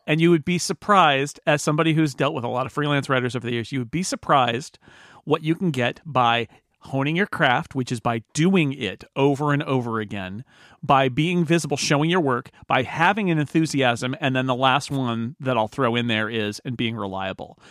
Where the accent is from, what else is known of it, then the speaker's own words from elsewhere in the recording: California, United States; I'm from California